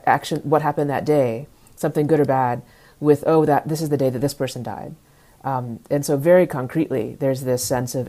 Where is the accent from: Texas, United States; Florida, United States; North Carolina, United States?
Texas, United States; Dallas; I grew up in Dallas